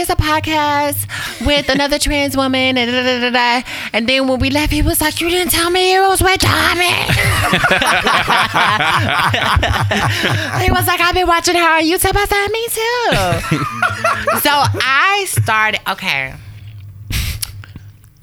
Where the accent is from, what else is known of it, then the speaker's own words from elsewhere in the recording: Waco, Texas, United States; moved away; I'm from Waco, Texas, originally